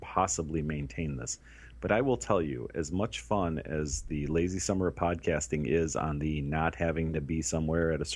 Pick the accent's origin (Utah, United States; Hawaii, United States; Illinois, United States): Illinois, United States; Chicago; we're from Chicago